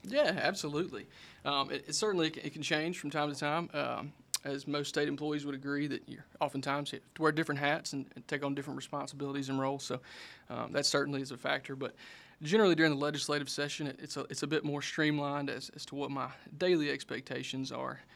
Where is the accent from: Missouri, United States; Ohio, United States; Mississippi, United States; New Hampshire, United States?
Mississippi, United States; Mendenhall; I grew up in Minnehaha, Mississippi, uh, down in Simpson County